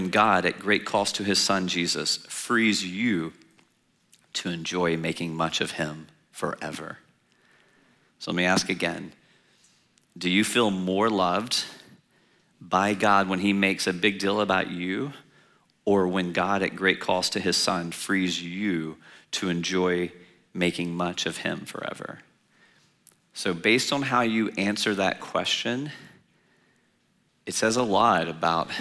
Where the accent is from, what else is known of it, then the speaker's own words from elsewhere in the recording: Louisiana, United States; also born or lived in China; I'm from Louisiana